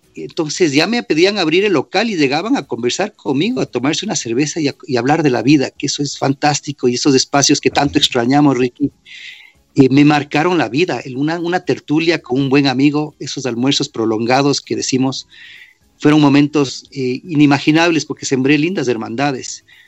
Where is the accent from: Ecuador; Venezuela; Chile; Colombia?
Ecuador; moved away as an adult; also born or lived in New York / Washington; apenas me fui del Ecuador, 18 y medio.